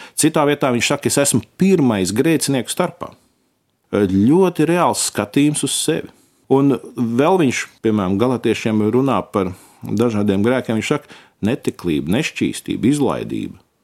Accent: Latvia; mēs esam latvieši

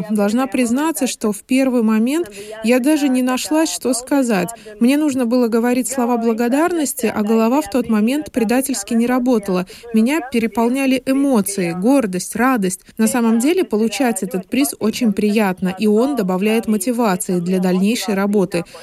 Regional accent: Latvia; Особенность заключается в том, что я родом из Латвии, которую нельзя назвать особо лыжной державой.

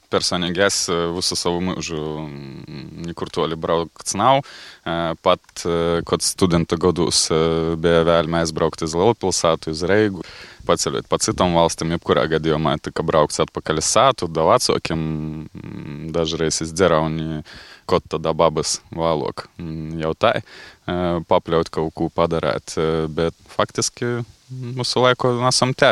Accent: Rezekne, Latgale, Latvia

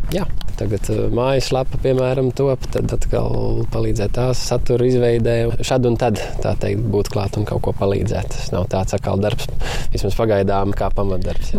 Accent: Rucava, South Kurzeme Municipality, Latvia; also born or lived in Liepāja; Mēs tikko esam pārcēlušies no Liepājas uz Rucavu. Nu, te es esmu piedzimis

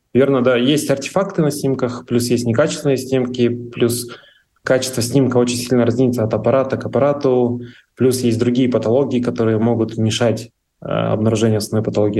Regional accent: Pavlodar, Pavlodar Region, Kazakhstan; моего родного города, вот Павлодара

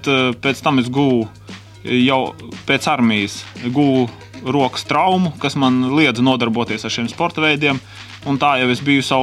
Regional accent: Kurmene, Zemgale, Latvia; born there; Nu, es esmu dzimis Latvijas pašos dienvidos, Stučkas rajona Kurmenes ciemā.

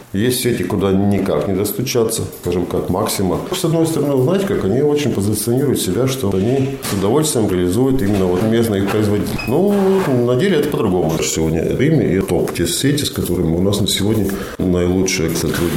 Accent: Talsi, Talsi Municipality, Latvia; also born or lived in Semipalatinsk, Kazakhstan; now in Riga, Latvia; Талсе вообще мой родной город. Я больше всего своего времени прожил в Талсе.

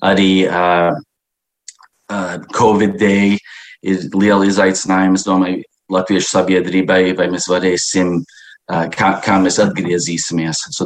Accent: Chicago, Illinois, United States; now in Washington, United States; Mē, būdams, es dzīvoju Vašingtonā, bet es uzaugu Čikāgā

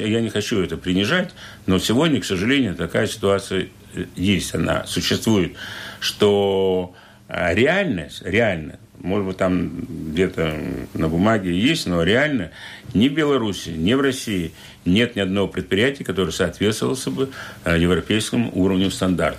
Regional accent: Liepāja, Latvia; я родом из Лепы. Мои, я, мои родители 17, 17 столетия здесь живут, предки

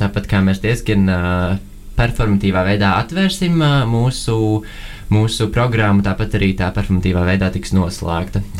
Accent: Latvia; Vēl ņemot vērā to, ka mēs esam pieci kuratori no Latvijas un pieci no Norvēģijas

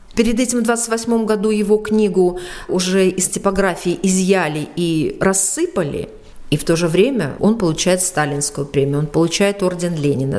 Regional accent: Belarus; как мы говорим белорусы

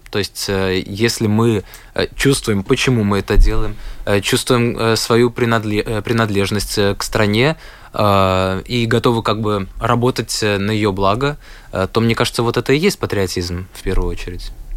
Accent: Latvia; я из Латвии

